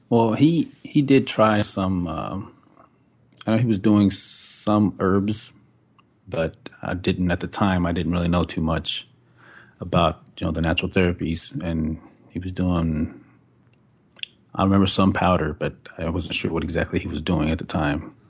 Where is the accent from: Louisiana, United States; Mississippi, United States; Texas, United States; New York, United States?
Texas, United States; Fort Worth; also born or lived in Decatur, Texas / Tempe, Arizona; I'm from Fort Worth, Texas. Uh, grew up in Decatur for, like, the first four years, then we moved to Fort Worth and been there ever since